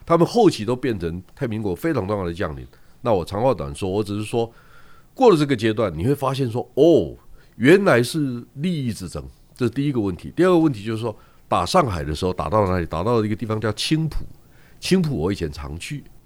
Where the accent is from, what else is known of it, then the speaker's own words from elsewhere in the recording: Yilan County, Taiwan; 他跟我念同一个国中，因为我是宜兰人